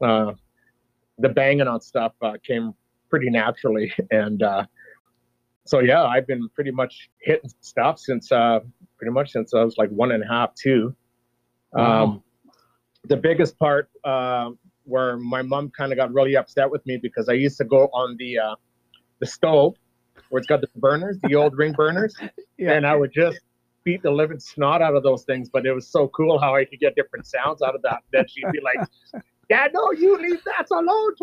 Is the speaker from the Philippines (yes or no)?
no; Peace River, Alberta, Canada; also born or lived in McLennan, Alberta; grew up in Peace River from 79 till the time I graduated in 87